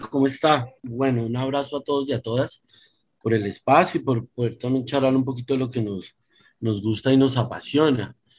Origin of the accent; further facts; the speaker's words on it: Bogotá, Colombia; yo nací en Bogotá, me crié en Bogotá